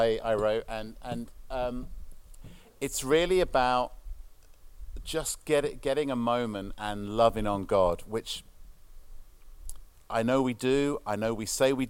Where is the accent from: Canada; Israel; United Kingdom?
United Kingdom; being a British person